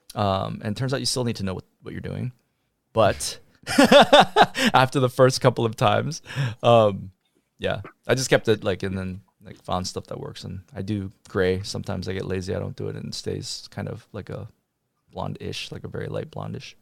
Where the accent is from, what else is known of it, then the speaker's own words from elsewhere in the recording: Michigan, United States; also born or lived in New York; now in Texas, United States; I grew up in Michigan